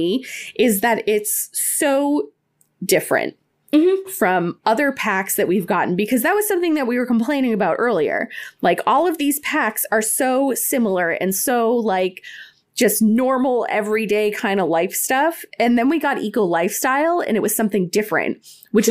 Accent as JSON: {"language": "English", "region": "New England", "country": "United States", "tie": "born or raised there", "said": "I grew up in New England"}